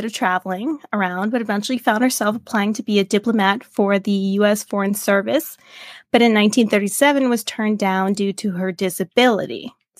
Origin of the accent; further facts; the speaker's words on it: Maryland, United States; we're both from Maryland.